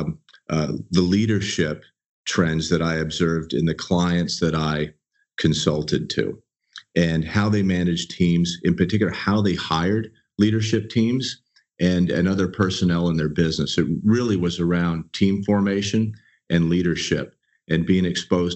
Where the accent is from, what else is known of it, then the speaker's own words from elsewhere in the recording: Southern California, United States; I was a native. I was born and raised here. And though I've traveled and lived in a lot of places as a consultant with Accenture, I've always called Southern California home